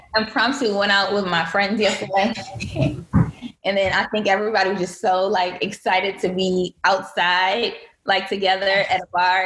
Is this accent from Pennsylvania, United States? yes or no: no; Benton Harbor, Michigan, United States; moved away as an adult; also born or lived in Virginia; now in Washington, D.C., United States; I grew up in Michigan